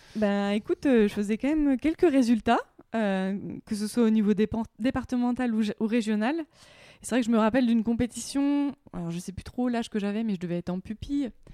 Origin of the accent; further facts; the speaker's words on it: Semur-en-Auxois, Bourgogne-Franche-Comté, France; il y a un lac à côté de chez moi, à côté de ma ville natale, euh, semur en auxois